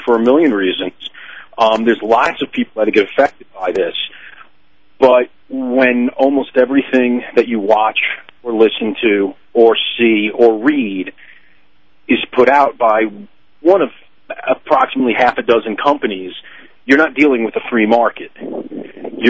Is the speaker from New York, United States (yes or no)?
yes; New York, United States; accent: New York